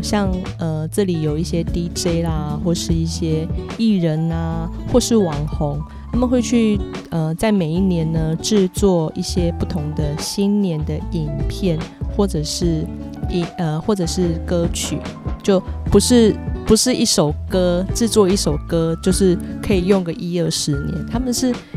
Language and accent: Chinese; Kaohsiung, Taiwan; 在我的故乡台湾高雄那边